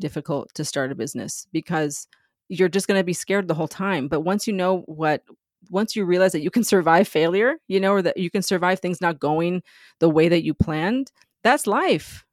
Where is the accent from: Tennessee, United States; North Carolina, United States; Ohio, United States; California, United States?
California, United States; San Diego; moved away as an adult; also born or lived in New York; I grew up in San Diego near the border, like ten minutes from the Mexican border